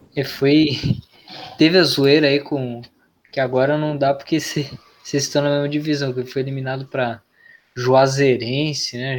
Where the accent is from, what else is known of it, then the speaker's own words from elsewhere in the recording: São Paulo, Brazil; eu sou paulista.